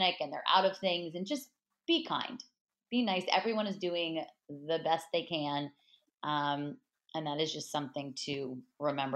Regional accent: Los Angeles, California, United States; I'm from Los Angeles, grew up on the Dodgers. My grandparents bought season tickets when the Dodgers moved here in the early 60s

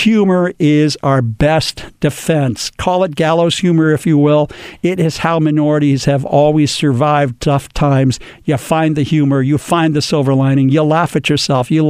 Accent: Los Angeles, California, United States; In my hometown where I was born and raised, Los Angeles

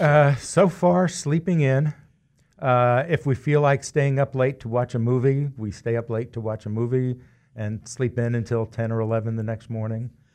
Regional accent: New York, United States; now in Wichita, United States; growing up in New York, where you have two teams at a minimum in every sport

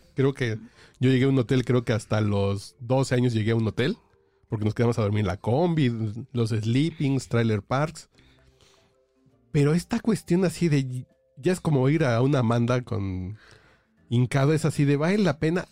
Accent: Mexico City, Mexico; Yo que soy chilango de corazón y que he vivido a 2.200 metros casi toda la vida, viví en provincia en algún momento de la vida

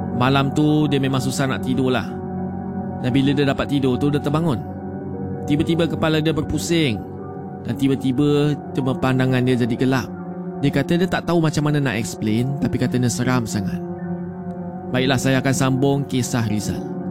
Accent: Terengganu, Malaysia; Saya berasal dari Terengganu.

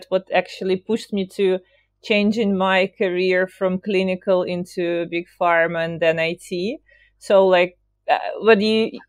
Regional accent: Belarus; moved away; I'm from Eastern Europe, from Belarus. So I started my career in Minsk

